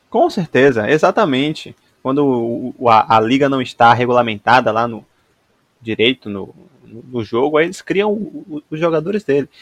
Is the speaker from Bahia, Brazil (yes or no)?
yes; Bahia, Brazil; enquanto nordestino, enquanto baianos que somos